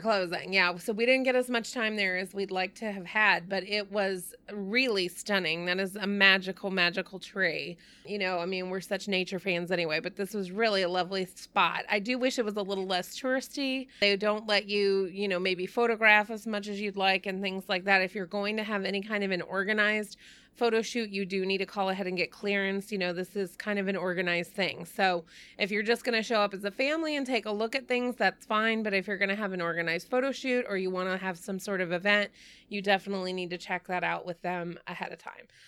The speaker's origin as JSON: {"language": "English", "region": "Texas", "country": "United States", "moved": "yes", "said": "I'm from Texas"}